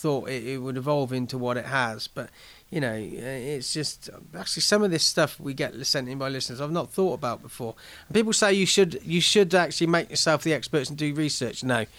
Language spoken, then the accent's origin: English; England, United Kingdom; as an Englishman